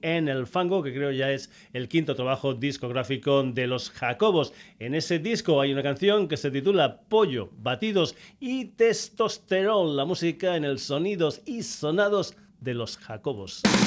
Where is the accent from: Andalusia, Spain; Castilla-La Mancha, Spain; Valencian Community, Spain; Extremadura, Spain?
Extremadura, Spain; mi tierra, de Extremadura